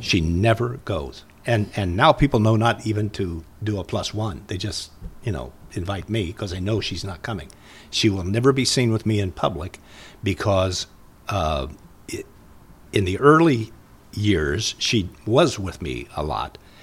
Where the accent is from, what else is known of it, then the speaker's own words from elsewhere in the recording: Muncie, Indiana, United States; moved away; also born or lived in Minnesota; I'm from Indiana